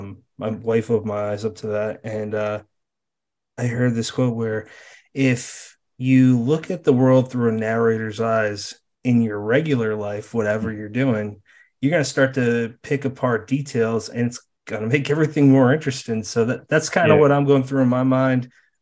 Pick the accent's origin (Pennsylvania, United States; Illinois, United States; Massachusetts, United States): Massachusetts, United States; born or raised there; moved away as an adult; now in South Jersey, United States